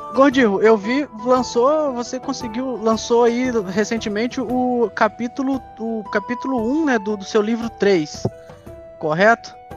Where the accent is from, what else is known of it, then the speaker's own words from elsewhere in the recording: Três Rios, Rio de Janeiro, Brazil; a gente é do interior do Rio, nós somos de Três Rios